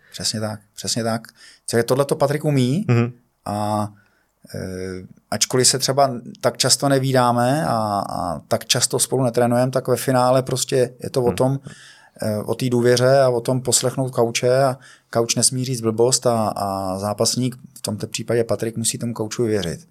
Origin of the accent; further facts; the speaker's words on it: Pardubice, Pardubice Region, Czechia; já jsem z Pardubic